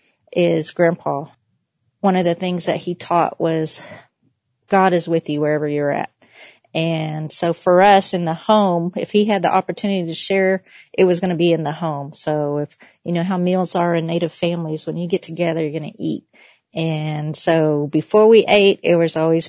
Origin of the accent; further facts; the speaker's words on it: Oklahoma, United States; I am Creek Cherokee, and I am from Oklahoma, just in case you couldn't tell by my accent